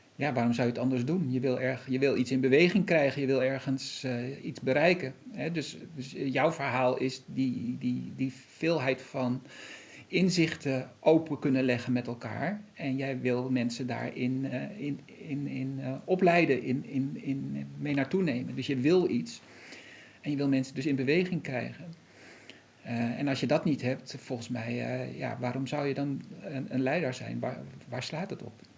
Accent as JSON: {"language": "Dutch", "country": "Netherlands", "said": "wij als Nederlanders hier"}